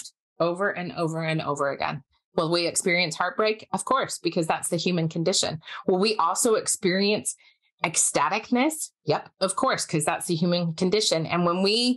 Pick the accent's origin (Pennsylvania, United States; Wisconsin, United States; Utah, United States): Utah, United States; Park City; moved away; also born or lived in Salt Lake City, Utah; I was born and raised in Utah. I grew up in Park City, mostly in Park City, but some in Salt Lake until I was about 11